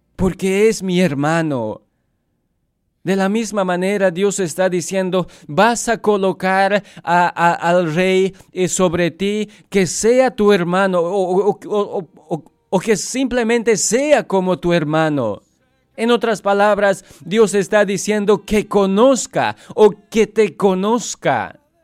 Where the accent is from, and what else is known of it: Bolivia; moved away